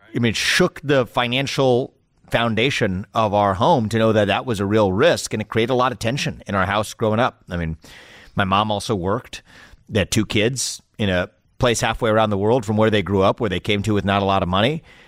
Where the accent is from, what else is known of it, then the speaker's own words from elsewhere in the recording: Cincinnati, Ohio, United States; I was born in Cincinnati, Ohio, gr-, just outside the city in nineteen eighty-five.